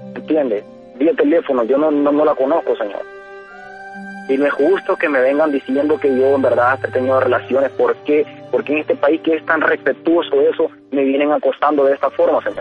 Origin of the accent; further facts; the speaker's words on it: Guatemala; moved away as an adult; now in United States; Soy de Guatemala